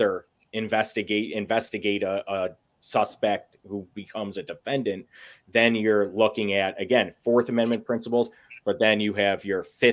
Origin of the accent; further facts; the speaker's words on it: West Bloomfield, Michigan, United States; now in Commerce Township, United States; I grew up, I'm from West Bloomfield is where I grew up